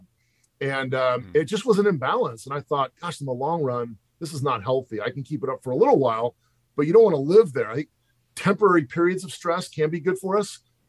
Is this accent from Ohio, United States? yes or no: no; Pasadena, California, United States; also born or lived in San Francisco Bay Area / Walnut Creek; I grew up in Pasadena, California.